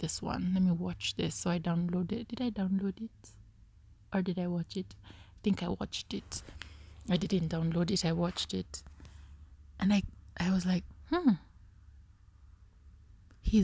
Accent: Kenya; I am Kenyan

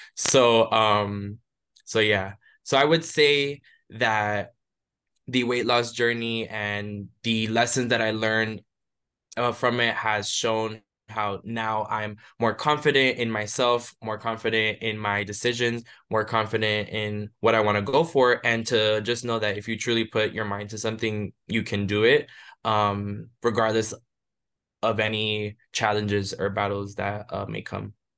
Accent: Hialeah, Florida, United States; moved away as an adult; now in Chicago, United States; I grew up in Miami, Florida, specifically within the city of Hialeah

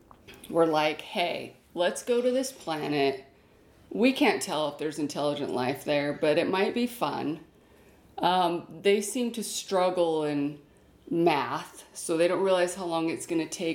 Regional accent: United States; we are American.

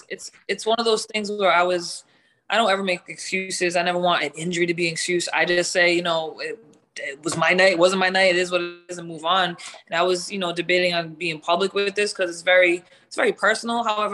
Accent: New England, United States; I'm from New England, so I'm F-bombing it up on there.

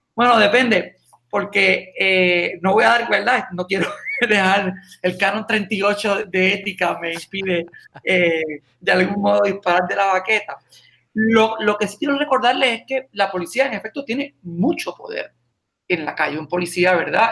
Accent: San Sebastián, Puerto Rico; now in Aguadilla, Puerto Rico; mi pueblo, San Sebastián. Yo, estoy en Aguadilla, pero mi oficina legal está en San Sebastián

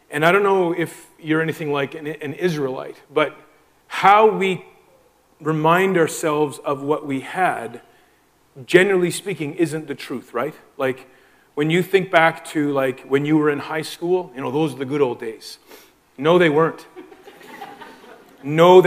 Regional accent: Moncton, New Brunswick, Canada; moved away as an adult; now in Prince Edward Island, Canada; Both of us kind of born and raised in the Moncton area

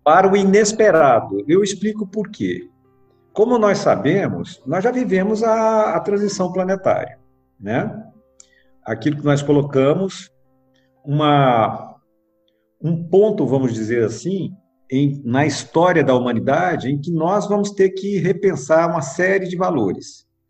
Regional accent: Goiânia, Goiás, Brazil; now in Brasília, Brazil; Eu nasci aqui em Brasília, com dois anos de idade eu fui para Goiânia

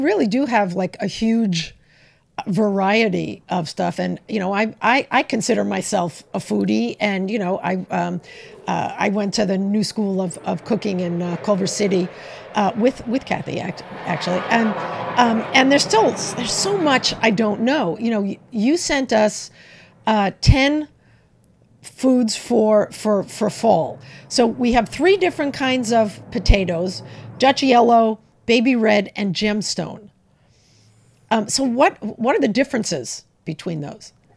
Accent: New York, United States; I'm from New York

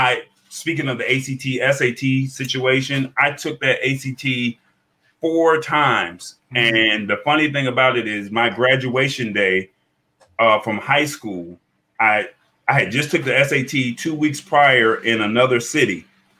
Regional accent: Atlanta, Georgia, United States; I just wanted to go to FAMU because I was from Atlanta and I just wanted to be like that rattler.

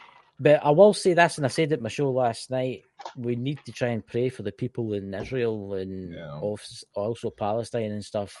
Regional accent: Scotland, United Kingdom; as a Scottish native

